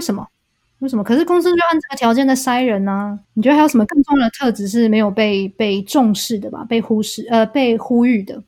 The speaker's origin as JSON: {"language": "Chinese", "country": "Taiwan", "said": "我们台湾人"}